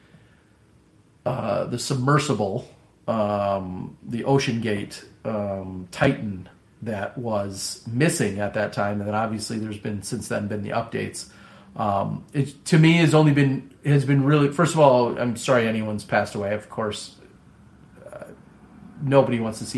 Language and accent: English; Midwest, United States; accent: Midwestern; my Midwestern accent